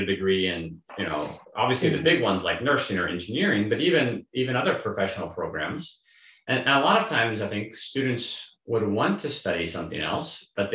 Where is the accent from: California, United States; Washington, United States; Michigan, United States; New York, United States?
Washington, United States; Seattle; I'm from the Seattle area